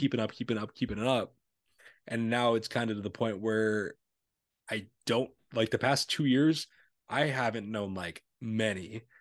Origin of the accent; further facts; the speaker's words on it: Illinois, United States; we're from Illinois